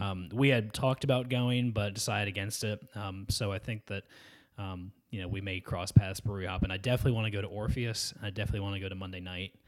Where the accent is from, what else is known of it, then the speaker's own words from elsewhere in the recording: Georgia, United States; my hometown is right on the lake where they all, they did all the rowing, canoeing, and kayaking